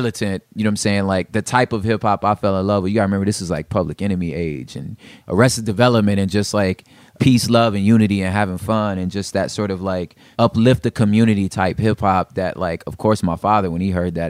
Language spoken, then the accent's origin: English; Los Angeles, California, United States; I'm from South Central Los Angeles. I grew up in and around the LA basin, all over the place, different San Gabriel Valley